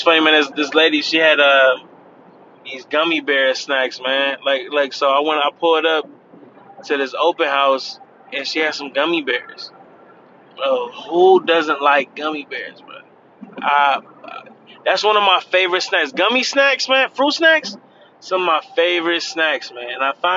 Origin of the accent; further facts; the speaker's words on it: Cleveland, Ohio, United States; now in Florida, United States; I'm from Cleveland